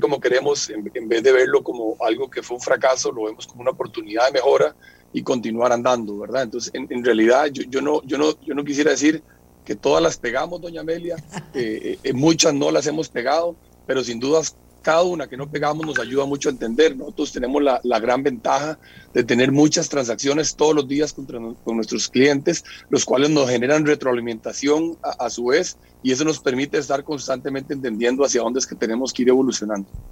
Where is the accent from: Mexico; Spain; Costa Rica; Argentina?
Costa Rica; como Tico